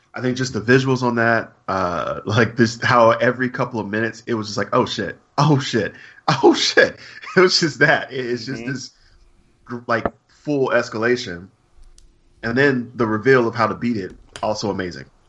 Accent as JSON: {"language": "English", "region": "Alabama", "country": "United States", "said": "I'm from Alabama"}